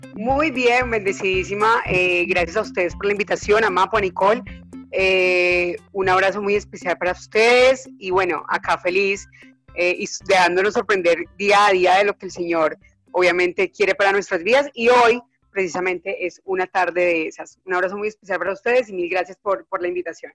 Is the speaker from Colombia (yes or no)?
yes; Neiva, Huila, Colombia; moved away as an adult; also born or lived in Bogotá; yo me fui de Neiva, yo soy de Neiva, entonces me fui de Neiva a estudiar a cocinar en Bogotá